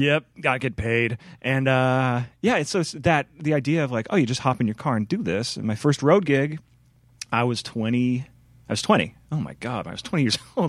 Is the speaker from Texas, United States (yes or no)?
no; Chicago, Illinois, United States; moved away as an adult; now in Portland, United States; I grew up in Chicago